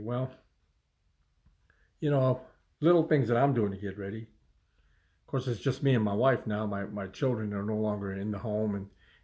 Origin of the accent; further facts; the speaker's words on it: United States; as an American people